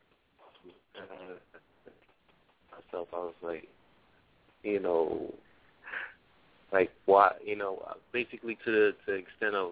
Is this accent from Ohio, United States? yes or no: no; New York City, New York, United States; I'm from the Bronx